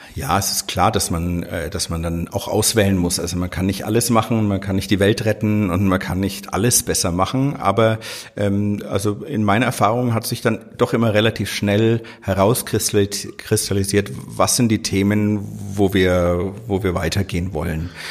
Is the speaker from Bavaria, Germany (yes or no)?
yes; Lower Franconia, Bavaria, Germany; also born or lived in Fürth / Crimea; eigentlich bin ich ein Unterfranke